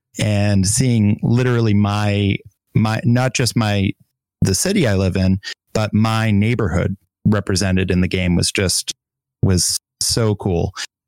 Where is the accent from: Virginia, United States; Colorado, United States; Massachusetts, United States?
Massachusetts, United States; Boston; being the one member here who's a native long Bostonian